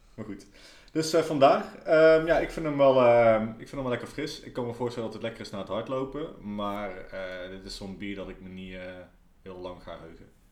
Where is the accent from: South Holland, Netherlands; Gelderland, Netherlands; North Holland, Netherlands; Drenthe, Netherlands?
Gelderland, Netherlands; Nijmegen; als Nijmegenaar